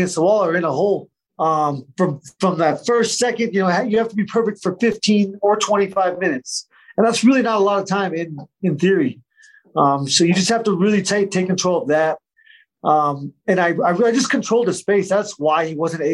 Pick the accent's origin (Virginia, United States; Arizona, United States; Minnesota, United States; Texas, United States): Arizona, United States; I'm from Arizona, so all my friends and family were there